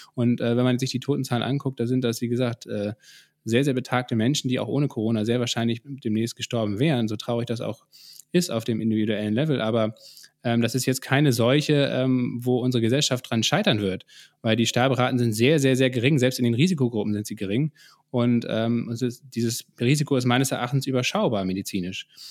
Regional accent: Germany; bei uns in Deutschland

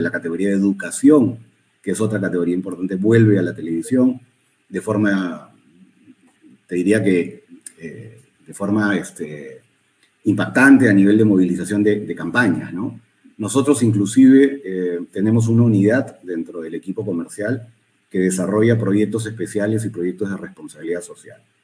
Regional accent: Peru; no es un país grande, somos un país chico

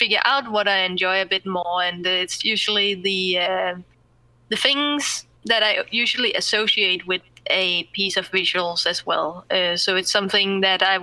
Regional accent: Zealand, Denmark; English is a second language; also born or lived in Viborg, Jutland / Langeland; I come from Sealand, and I'm there currently

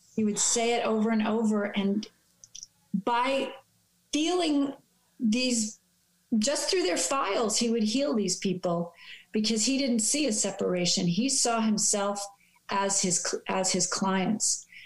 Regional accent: New York City, New York, United States; growing up in New York City

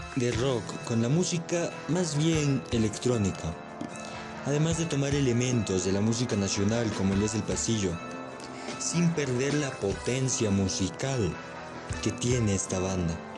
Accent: Ecuador; somos los propios ecuatorianos

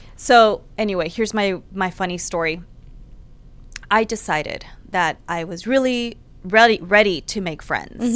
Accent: Houston, Texas, United States; I grew up in Houston.

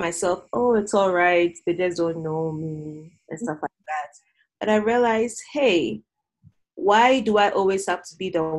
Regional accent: Ghana; now in Rexburg, United States; growing up in Ghana

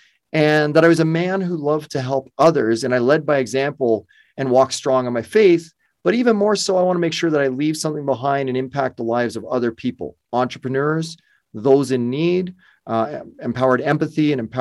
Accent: Burlington, Ontario, Canada; also born or lived in Windsor, Ontario; I'm Toronto local, Burlington, Ontario

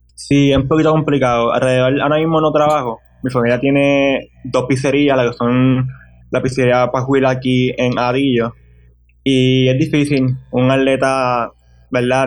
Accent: Hatillo, Puerto Rico; also born or lived in Ponce / Arecibo; Tengo ahora mismo 19 años y soy de Atillo, Puerto Rico

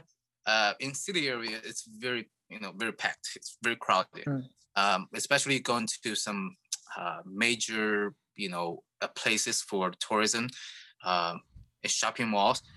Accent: Shanghai, China; now in United States; I'm from Shanghai

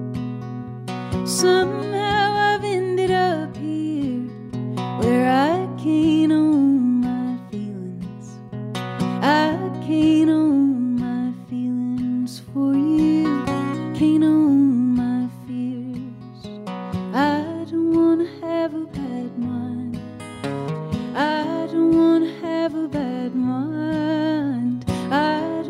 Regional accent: the South, United States; growing up in the South

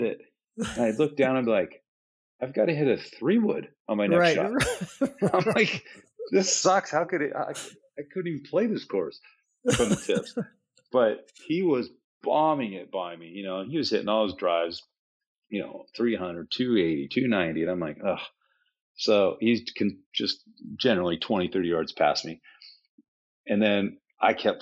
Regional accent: Seattle, Washington, United States; moved away as an adult; now in Scottsdale, United States; I'm from the Seattle area.

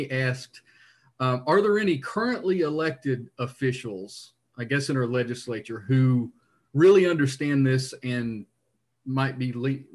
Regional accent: Southeastern Kentucky, United States; I'm from Southeastern Kentucky too

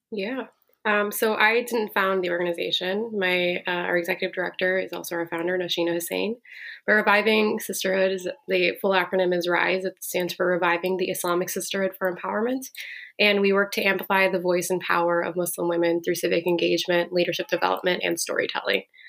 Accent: Minneapolis, Minnesota, United States; now in Chicago, United States; I'm here from Minneapolis

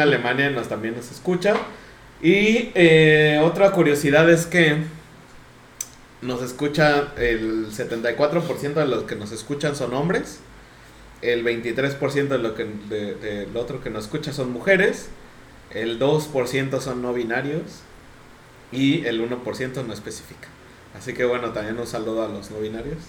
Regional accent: Mexico; nosotros somos de México

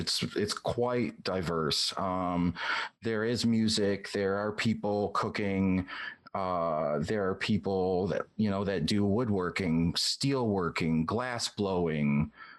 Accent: Detroit, Michigan, United States; now in Atlanta, United States; I grew up in the Detroit area.

